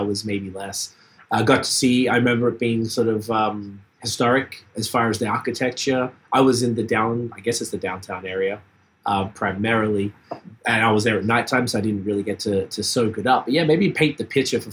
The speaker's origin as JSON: {"language": "English", "country": "Australia", "moved": "yes", "said": "I'm from Australia"}